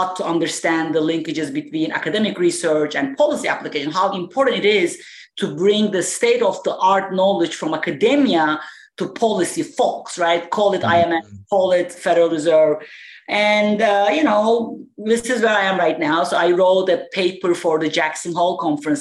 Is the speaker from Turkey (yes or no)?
yes; Turkey; moved away as an adult; also born or lived in Providence, United States; now in United States; I'm originally from Turkey. I went to college in Turkey, Middle East Technical University, and then I came to United States in 1995 to do my PhD